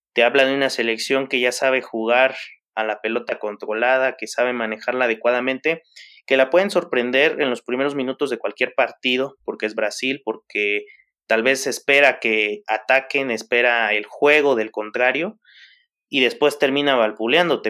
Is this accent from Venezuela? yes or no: no; Mexico; nosotros como somos mexicanos